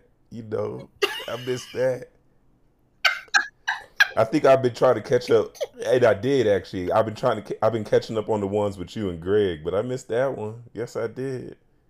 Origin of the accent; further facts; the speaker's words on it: New York City, New York, United States; I am from Southside Jamaica, Queens.